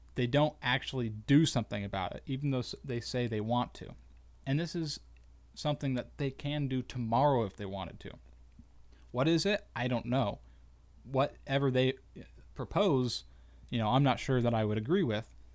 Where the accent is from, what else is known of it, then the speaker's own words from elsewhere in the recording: United States; as good American citizens